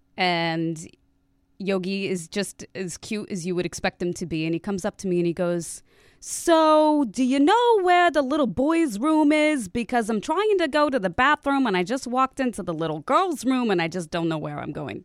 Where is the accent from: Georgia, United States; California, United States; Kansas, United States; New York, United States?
Kansas, United States; Lawrence; I grew up in Lawrence, Kansas